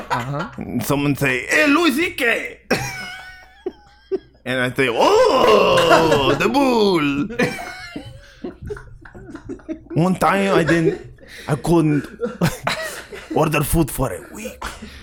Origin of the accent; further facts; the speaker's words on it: Spain; I am from Spain.